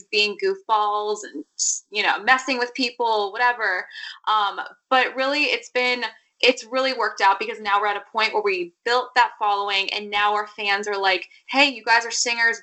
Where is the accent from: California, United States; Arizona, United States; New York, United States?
Arizona, United States; moved away as an adult; now in Nashville, United States; We're from Arizona